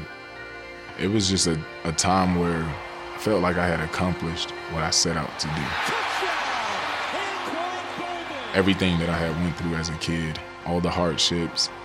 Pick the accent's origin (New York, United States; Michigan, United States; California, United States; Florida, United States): Florida, United States; Pahokee; born or raised there